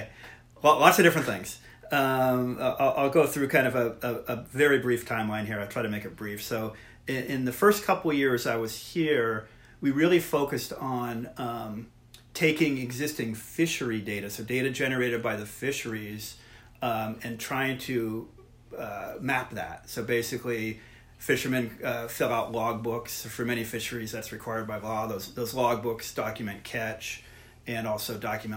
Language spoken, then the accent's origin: English; San Francisco, California, United States; moved away as an adult; now in Oregon, United States; I was born and raised in San Francisco, grew up there